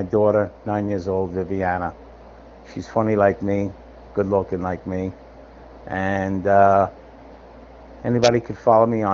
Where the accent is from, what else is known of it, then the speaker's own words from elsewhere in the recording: New York City, New York, United States; moved away as an adult; now in Los Angeles, United States; I grew up in Brooklyn.